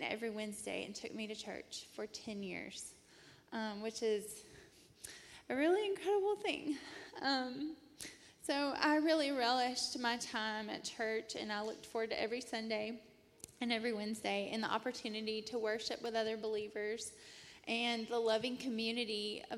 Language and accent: English; Rome, Georgia, United States; moved away as an adult; I was born and raised in Rome, Georgia